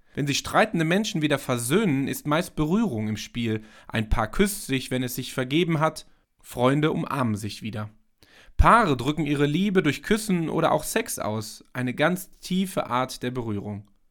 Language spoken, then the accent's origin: German; Germany; bei uns in Deutschland